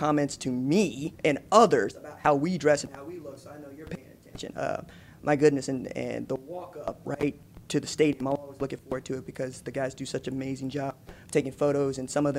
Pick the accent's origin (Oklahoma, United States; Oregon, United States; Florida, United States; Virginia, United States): Oklahoma, United States; Hey, Coach, I'm from Oklahoma.